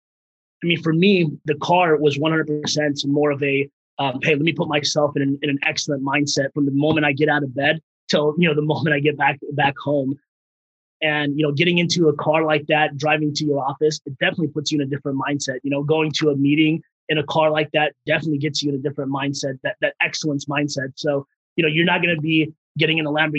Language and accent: English; Bay Area, California, United States; English is a second language; also born or lived in Afghanistan; I came in here when I was 4 years old from Afghanistan to the Bay Area, didn't speak a lick of English